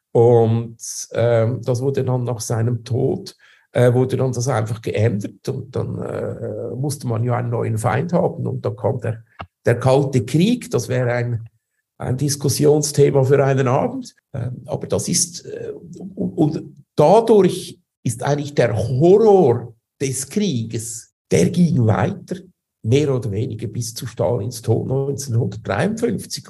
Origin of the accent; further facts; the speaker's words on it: Switzerland; moved away as an adult; also born or lived in Zurich; now in Moscow, Russia; Ich bin ja Schweizer, das heißt, äh, wir behaupten ja, wir seien das demokratischste Land auf der Welt